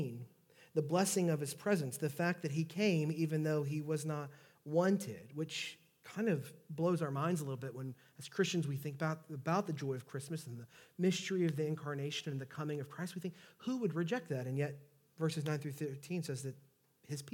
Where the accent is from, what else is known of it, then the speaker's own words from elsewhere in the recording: Southeast Texas, United States; accent: Southeast Texas; my Southeast Texas accent